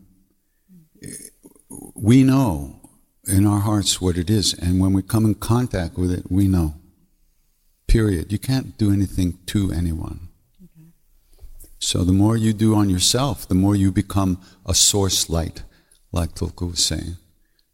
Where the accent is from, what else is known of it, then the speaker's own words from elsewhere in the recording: Long Island, New York, United States; I'm from Long Island